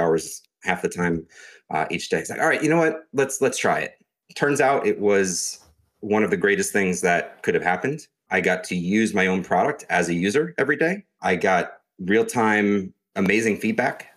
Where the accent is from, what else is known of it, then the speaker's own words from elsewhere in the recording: New York, United States; also born or lived in Pittsburgh, Pennsylvania; I'm originally from New York.